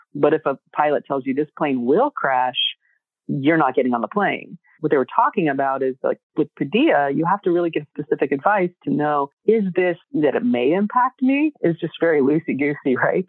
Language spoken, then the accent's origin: English; Texas, United States; moved away; also born or lived in California; growing up in Texas, really seeing the need of our communities there